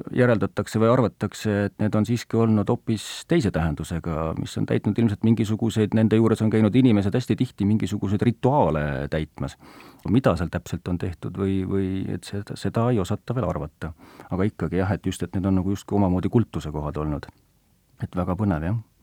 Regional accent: Kiviõli, Ida-Viru County, Estonia; mina kui Põhja-Eesti inimene, minu kodulinn või lapsepõlve kodulinn on Kiviõli

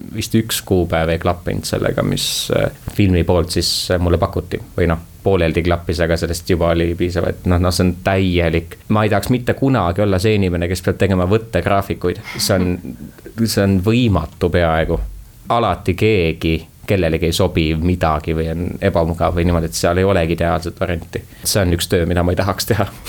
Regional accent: Tallinn, Harju County, Estonia; ma kolisin Tallinnasse siis, kui ma läksin esimesse klassi, ehk siis võib öelda, et äh, ma olen tallinlane.

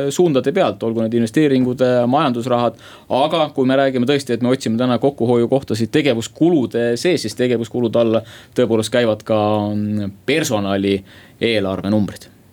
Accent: Saue Parish, Harju County, Estonia; Saue vald.

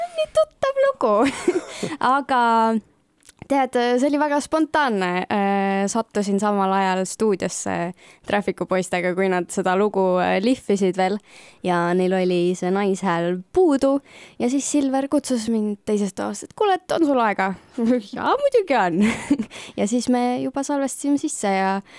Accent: Kuressaare, Saare County, Estonia; ma ise olen ka ikkagist Kuressaarest ja see on ikkagist äh, see koht, mis on ikkagist kodu ja lemmikkoht

